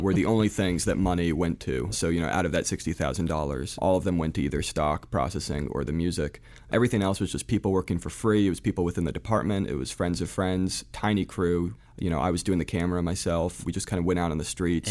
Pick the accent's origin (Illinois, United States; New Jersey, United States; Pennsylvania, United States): New Jersey, United States; also born or lived in Providence, Rhode Island / France; I was born in Providence, Rhode Island, mainly raised in New Jersey. though a little bit in France, we sort of went back and forth.